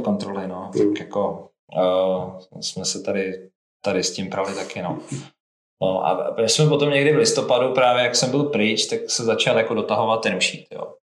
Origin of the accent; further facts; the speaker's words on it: Svitavy, Pardubice Region, Czechia; já jsem ze Svitáv